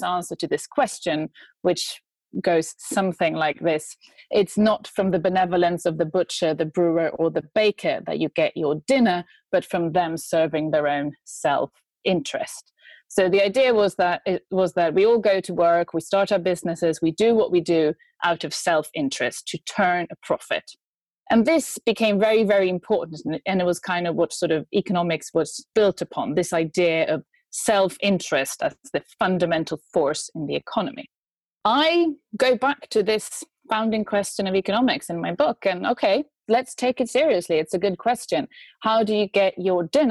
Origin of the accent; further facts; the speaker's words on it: Sweden; now in United Kingdom; I'm from Sweden. I'm an expert in feminist economics. I live in the UK